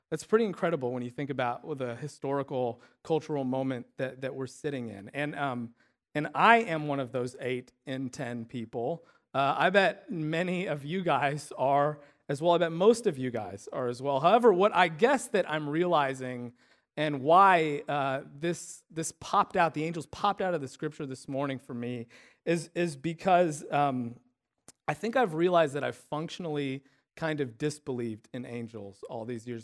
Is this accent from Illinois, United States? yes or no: yes; Illinois, United States; the town where we grew up in Illinois